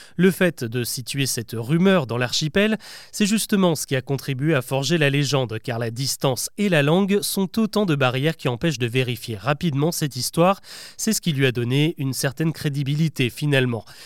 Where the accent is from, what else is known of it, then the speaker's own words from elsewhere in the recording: France; chez nous en France